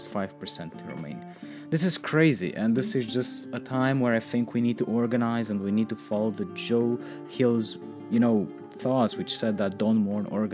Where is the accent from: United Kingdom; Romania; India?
Romania; in Romania right now, my home country, which I really care deeply about